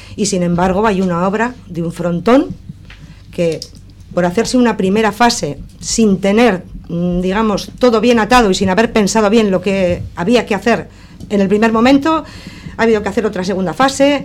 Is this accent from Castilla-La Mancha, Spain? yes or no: no; Sestao, Basque Country, Spain; soy de Sestao. Eh, nací en este pueblo